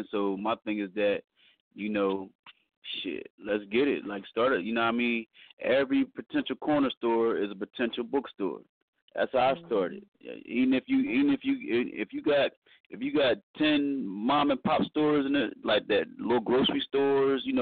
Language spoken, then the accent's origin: English; New York, United States; and I know how it was when I first started, you know, growing up in New York.